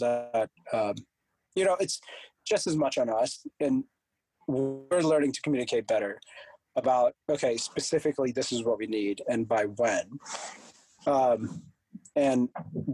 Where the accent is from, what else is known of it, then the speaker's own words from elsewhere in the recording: India; moved away; So I'm from a born and raised in India. So I was always going back to India